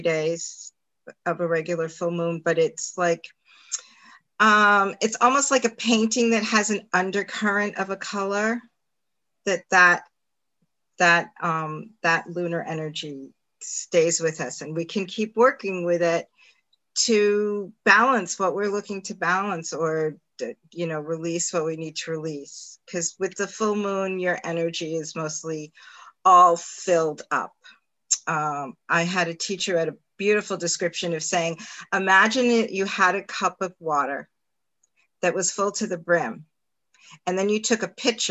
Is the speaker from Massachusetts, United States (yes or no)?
no; New York City, New York, United States; moved away as an adult; also born or lived in Manhattan; now in upstate New York, United States; I lived in Queens all my, you know, until I went to college